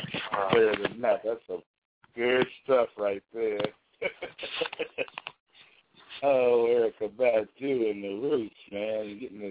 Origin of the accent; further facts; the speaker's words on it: Chicago, Illinois, United States; my hometown, Chicago